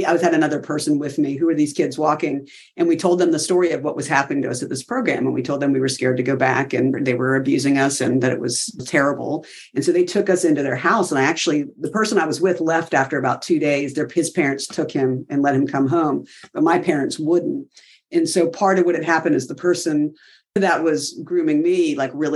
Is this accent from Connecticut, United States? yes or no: no; South Carolina, United States; moved away as an adult; I'm from South Carolina.